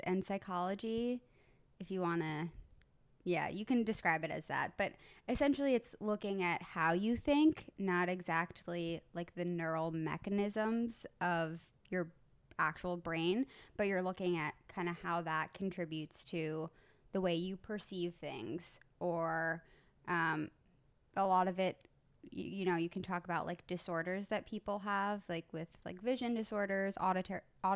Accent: Southampton, New York, United States; moved away as an adult; also born or lived in Baltimore; I grew up on the East End in Southampton

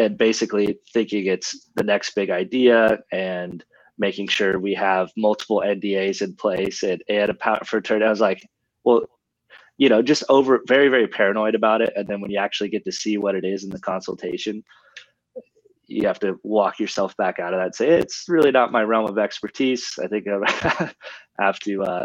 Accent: Sebastopol, California, United States; growing up in Sonoma County

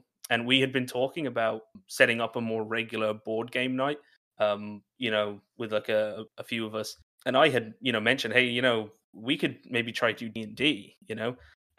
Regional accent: Ireland; I work in TTRPGs, like Brock said, writing, editing, streaming, DMing, and I'm from Ireland, but I don't really sound like it if there's any Irish listeners.

